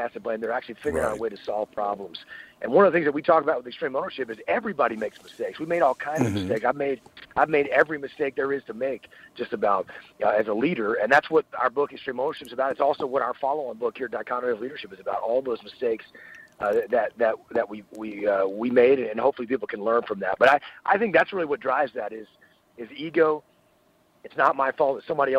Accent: Texas, United States; also born or lived in San Diego, United States; I am from deep southeast Texas, what we call the Piney Woods.

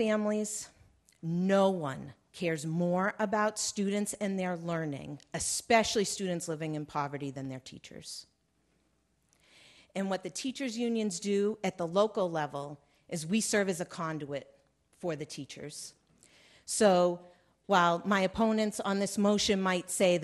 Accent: Massachusetts, United States; I'm from the Commonwealth of Massachusetts, which I'm very proud to say is number one in the country

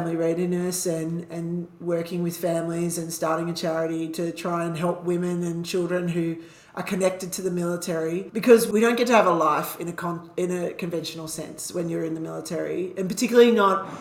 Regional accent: Canberra, Australian Capital Territory, Australia; moved away as an adult; we came back to Canberra, because it's my hometown

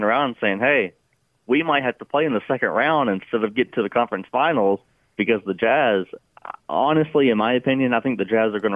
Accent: Louisville, Kentucky, United States; where I'm from, Louisville, Kentucky

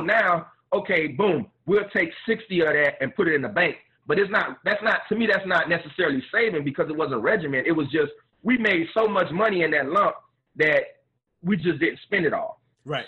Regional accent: Miami, Florida, United States; I'm a Miami boy, born and raised in Miami

